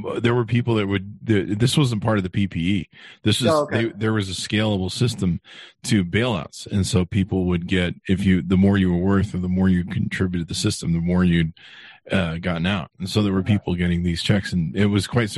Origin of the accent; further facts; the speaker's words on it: Las Vegas, Nevada, United States; my hometown, Las Vegas